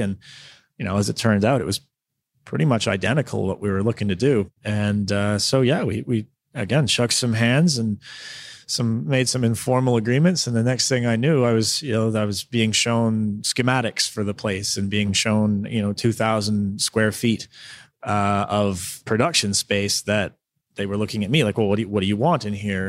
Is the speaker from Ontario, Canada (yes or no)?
yes; Southern Ontario, Canada; moved away as an adult; also born or lived in Victoria, British Columbia; now in Smithers, Canada; I'm from Southern Ontario, but I moved to Victoria in two thousand seven to go to school.